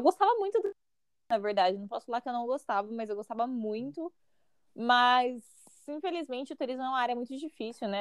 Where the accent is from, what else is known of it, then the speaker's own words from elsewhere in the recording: Mauá, São Paulo, Brazil; moved away as an adult; also born or lived in St. John's, Canada / Washington, D.C., United States; now in Toronto, Canada; eu sou original de Mauá, no estado de São Paulo